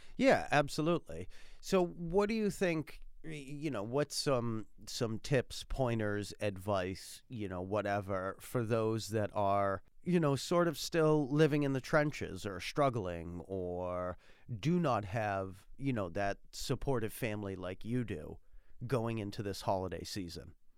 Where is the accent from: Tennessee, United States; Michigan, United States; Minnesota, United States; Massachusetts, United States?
Massachusetts, United States; I'm from Massachusetts